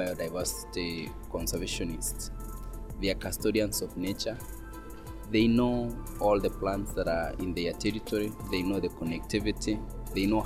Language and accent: English; Kenya; I come from Kenya. I'm a Maasai indigenous person.